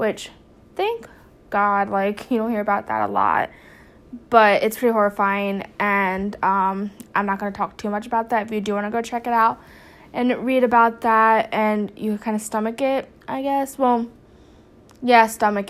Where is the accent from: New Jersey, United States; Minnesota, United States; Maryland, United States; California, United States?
New Jersey, United States; now in North Carolina, United States; I'm originally from New Jersey, but I'm in North Carolina